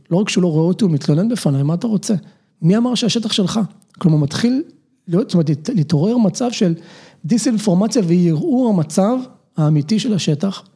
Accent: Nahalal, Northern District, Israel; גדלתי בחקלאי בנהלל, שנים עשר שנים.

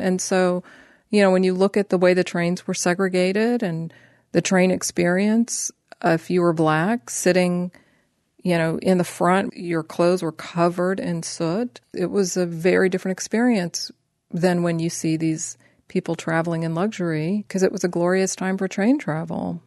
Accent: Columbus, Ohio, United States; moved away; also born or lived in Los Angeles; I'm from Ohio. I'm from Columbus originally.

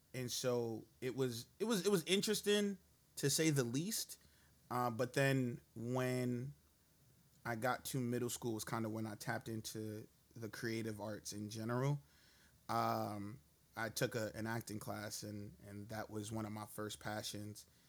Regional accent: New York City, New York, United States; moved away as an adult; also born or lived in Brownsville, Brooklyn; I grew up in East New York. Um, and then I moved Shit. over to Brownsville

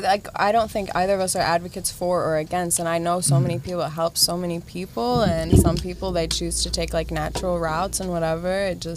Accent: Ohio, United States; now in Los Angeles, United States; if I say I'm from Ohio

